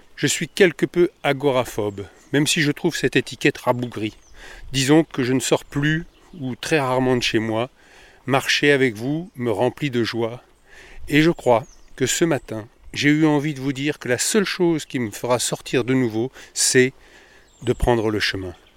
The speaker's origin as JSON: {"language": "French", "town": "Paris", "region": "Île-de-France", "country": "France", "said": "je suis de Paris"}